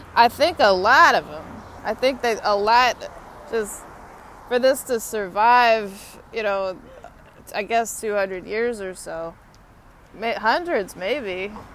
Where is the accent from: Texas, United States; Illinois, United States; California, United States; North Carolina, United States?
Texas, United States; I'm from Texas. I'm a Longhorn